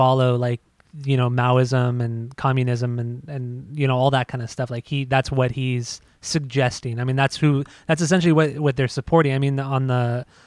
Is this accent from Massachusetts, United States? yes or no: no; Southern California, United States; growing up in Southern California